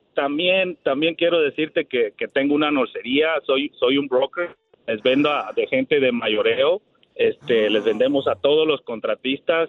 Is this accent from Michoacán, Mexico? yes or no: yes; near Morelia, Michoacán, Mexico; now in Dallas, United States; Allá de, de Morelia, abajo, es un, de un rancho, básicamente, es del rancho